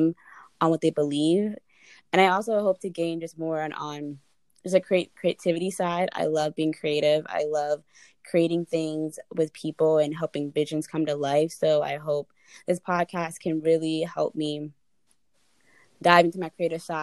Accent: Smyrna, Georgia, United States; moved away as an adult; now in Virginia, United States; I grew up in Smyrna, Georgia, which is right outside of Atlanta

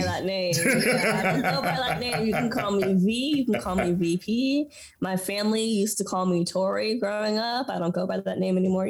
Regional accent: Washington, United States; moved away as an adult; now in Houston, United States; I was born here in Houston. 4 years later, moved to Washington State where my brother was born, and was raised in the wheat fields of Washington State. It's odd because, like, I was in a household, we speak English and Spanish in my household.

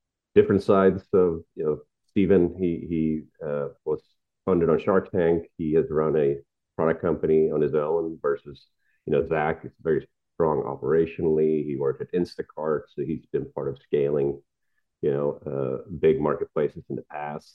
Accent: Sweden; moved away as an adult; also born or lived in San Francisco; I grew up in Sweden with parents that were not entrepreneurial at all

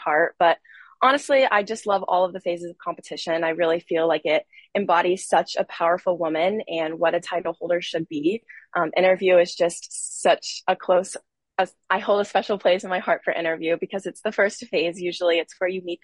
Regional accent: Panama City Beach, Florida, United States; I am originally from Panama City Beach, Florida

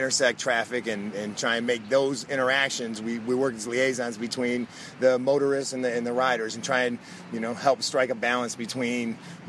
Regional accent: Grosse Pointe Woods, Michigan, United States; I'm from Grosse Pointe Woods.

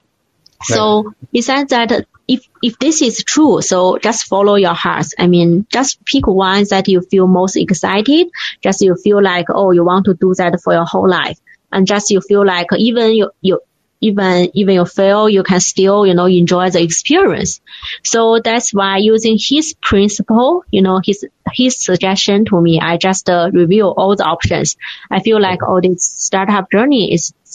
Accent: China; born or raised there

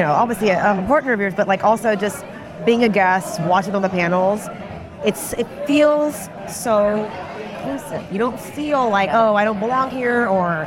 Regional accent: Houston, Texas, United States; I'm born and raised in Houston.

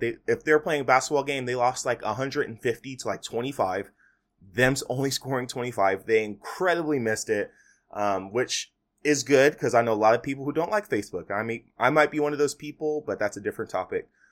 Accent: United States; We as American

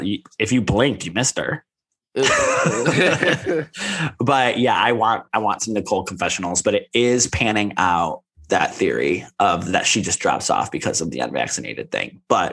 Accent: Cleveland, Ohio, United States; we're from Cleveland. Mo lives in New York, but we're both from Cleveland.

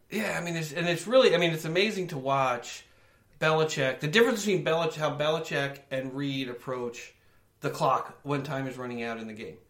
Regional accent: New York, United States; I grew up in New York

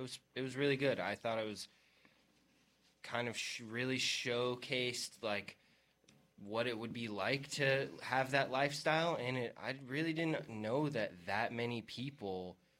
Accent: Phoenix, Arizona, United States; moved away as an adult; now in New York City, United States; I'm from Phoenix.

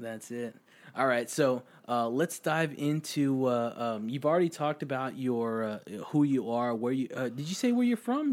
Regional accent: Austin, Texas, United States; I'm from Austin

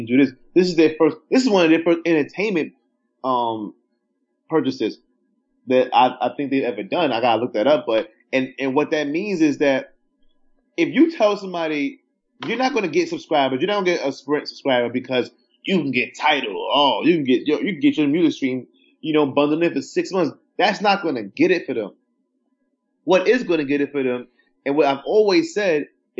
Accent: New York City, New York, United States; I'm from Brooklyn

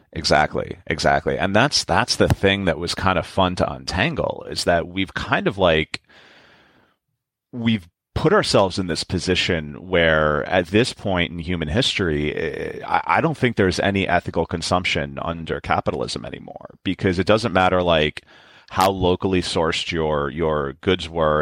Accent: New York City, New York, United States; I, am born and raised in New York

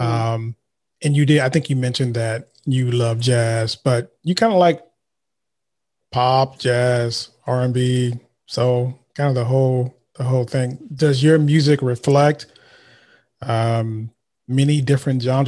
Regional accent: Vallejo, California, United States; I'm from Vallejo

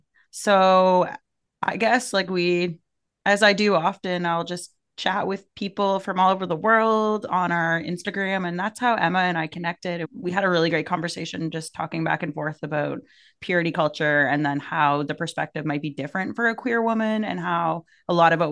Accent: Canada; my perspective will be a Canadian gay woman, gay, queer

